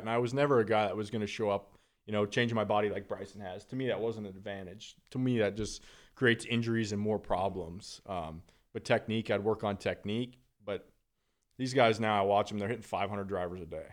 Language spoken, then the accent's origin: English; Northern Alberta, Canada; being from Northern Alberta, I mean, I was literally on skates by two years old